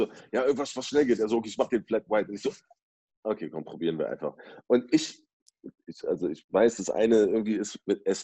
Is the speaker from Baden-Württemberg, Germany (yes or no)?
no; Berlin, Germany; Ich komme aus Berlin